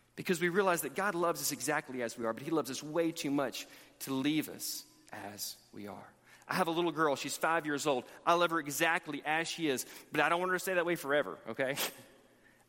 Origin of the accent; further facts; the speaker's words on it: Montgomery, Alabama, United States; moved away as an adult; now in Texas, United States; where I grew up in Montgomery, Alabama